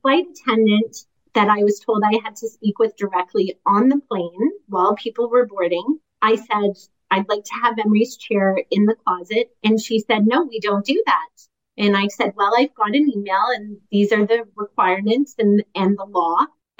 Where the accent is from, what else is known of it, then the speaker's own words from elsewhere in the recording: Canada; And Ben, I'm a Canadian litigator.